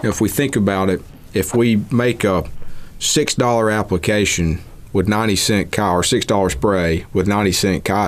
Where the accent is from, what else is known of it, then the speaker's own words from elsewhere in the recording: Mississippi, United States; I'm from Mississippi